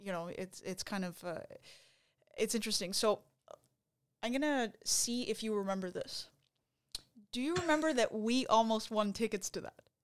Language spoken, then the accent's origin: English; Montreal, Quebec, Canada; were from Montreal